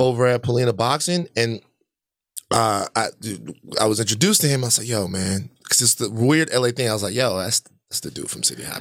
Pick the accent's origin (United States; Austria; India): United States; the South; I'm from the South.